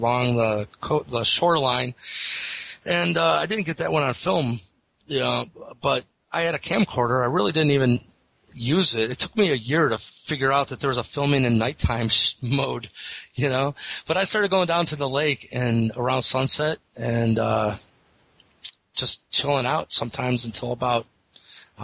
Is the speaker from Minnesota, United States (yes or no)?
no; Eastlake, Ohio, United States; the Eastlake Police Department in my hometown